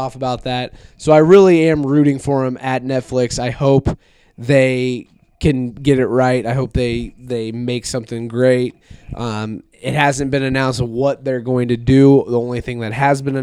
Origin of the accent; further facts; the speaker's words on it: Iowa, United States; we're from Iowa